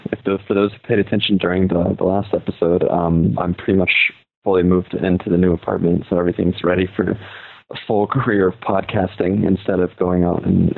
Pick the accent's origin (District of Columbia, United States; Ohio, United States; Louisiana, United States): Louisiana, United States; South; moved away as an adult; now in Erbil, Iraq; Well, I'm from South Louisiana